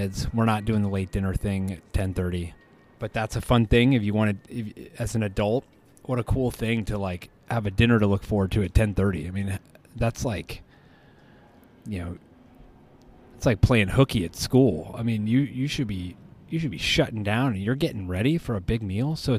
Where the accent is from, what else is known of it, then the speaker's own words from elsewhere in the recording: United States; as an American.